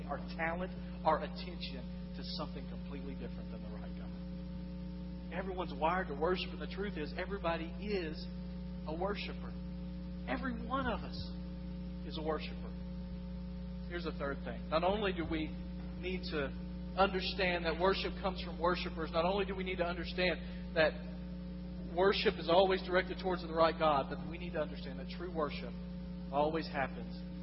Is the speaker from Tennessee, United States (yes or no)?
yes; West Tennessee, United States; moved away as an adult; I come from West Tennessee